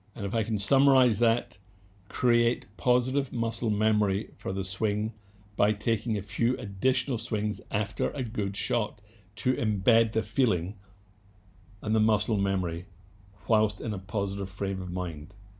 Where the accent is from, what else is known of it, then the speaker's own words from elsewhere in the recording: Scotland, United Kingdom; I was born and raised in Scotland